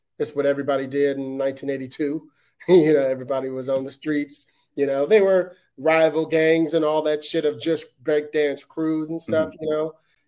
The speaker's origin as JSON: {"language": "English", "town": "Detroit", "region": "Michigan", "country": "United States", "tie": "born or raised there", "also_born_or_lived": "Brooklyn", "said": "so I grew up in Detroit. I was born in Detroit, and then we moved to Brooklyn when I was two, and then we were there till I was about seven."}